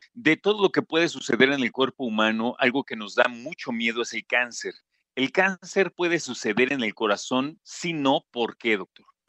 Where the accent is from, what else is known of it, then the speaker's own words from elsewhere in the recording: Mexico; un país como el nuestro